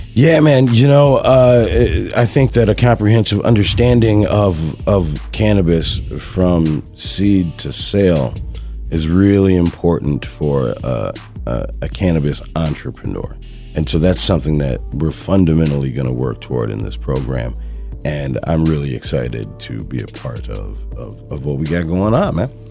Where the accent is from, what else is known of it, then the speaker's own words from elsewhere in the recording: Madison, Wisconsin, United States; I grew up in Madison, Wisconsin